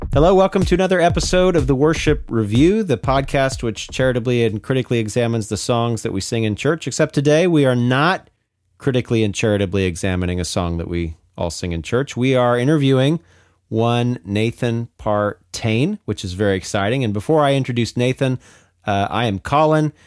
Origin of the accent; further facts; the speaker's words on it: Pacific Northwest, United States; I'm from the Pacific Northwest originally as well.